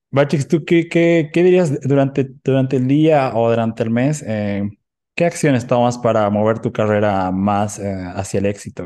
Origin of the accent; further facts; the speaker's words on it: Oruro, Bolivia; now in Cochabamba, Bolivia; soy de Oruro, soy de Oruro